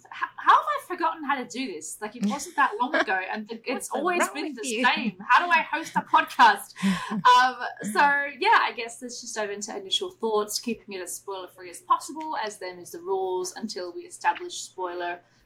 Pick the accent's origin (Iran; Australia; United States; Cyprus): Australia; growing up in Australia